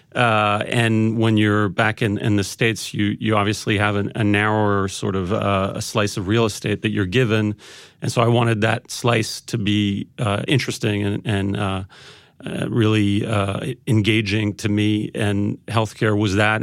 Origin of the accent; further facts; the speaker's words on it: Paris, Île-de-France, France; I'm, I'm half French. I grew up in Paris